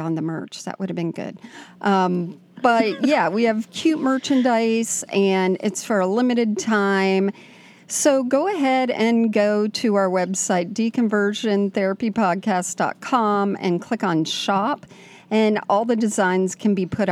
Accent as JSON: {"language": "English", "region": "South Florida", "country": "United States", "tie": "born or raised there", "moved": "yes", "said": "we both grew up in South Florida, and we've known each other since we were 1 year old"}